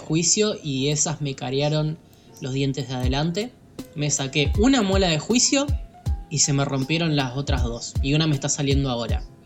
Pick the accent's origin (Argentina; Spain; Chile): Argentina; como todo argentino